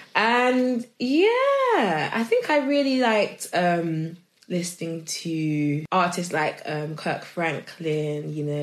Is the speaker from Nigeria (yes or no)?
yes; Nigeria; I am Nigerian and it is in my blood